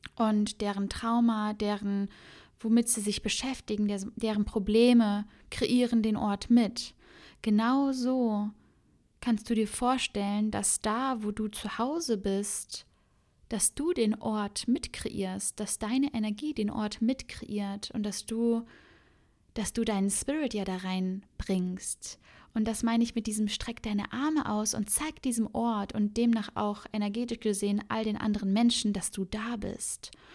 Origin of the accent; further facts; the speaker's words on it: Cologne, North Rhine-Westphalia, Germany; also born or lived in Berlin; now in Bali, Indonesia; ich bin ja gebürtige Kölnerin